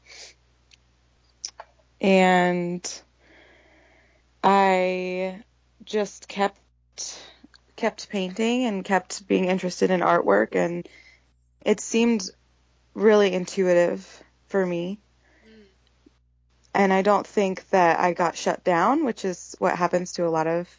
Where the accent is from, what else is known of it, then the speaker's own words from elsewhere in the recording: Portland, Oregon, United States; growing up in Portland, Oregon, I am the daughter of a very artistic woman